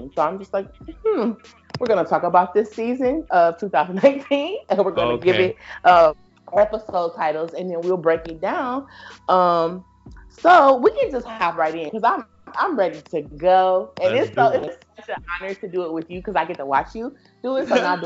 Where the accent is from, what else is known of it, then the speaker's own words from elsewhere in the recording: Detroit, Michigan, United States; moved away; I'm from Detroit, I always talk about how my family is hood as fuck